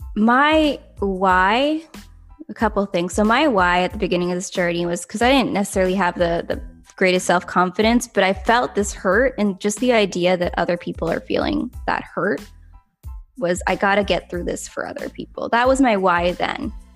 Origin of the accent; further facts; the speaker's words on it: Canada; I'm from Canada